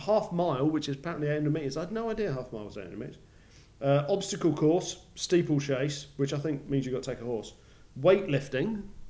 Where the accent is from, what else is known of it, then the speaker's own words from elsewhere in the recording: England, United Kingdom; As an Englishman, apparently I could be seen.